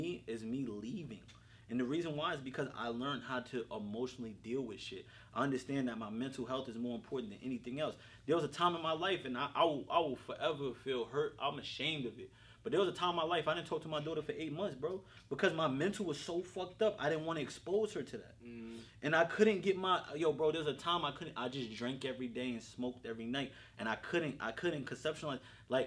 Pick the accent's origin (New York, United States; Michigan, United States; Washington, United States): New York, United States; Yonkers; I wasn't born in Yonkers, but I was raised in Yonkers